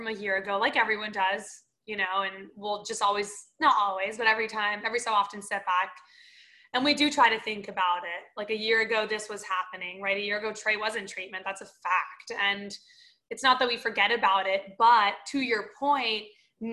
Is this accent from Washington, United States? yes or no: no; Florida, United States; moved away; I'm from Florida